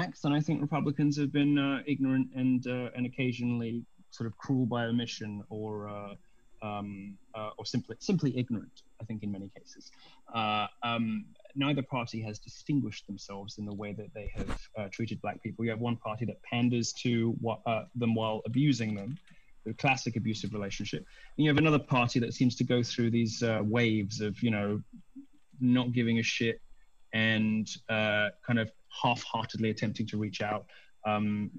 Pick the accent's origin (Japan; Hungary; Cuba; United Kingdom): United Kingdom; I'm just British